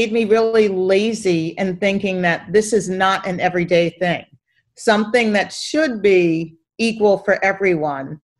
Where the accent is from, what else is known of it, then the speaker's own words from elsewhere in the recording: Philadelphia, Pennsylvania, United States; I come from Philadelphia. That's born and raised